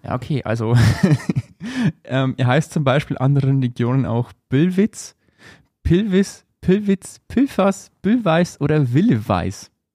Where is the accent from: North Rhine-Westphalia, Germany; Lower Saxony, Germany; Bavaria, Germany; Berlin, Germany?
Bavaria, Germany; Upper Palatinate; bei uns in Oberpfalz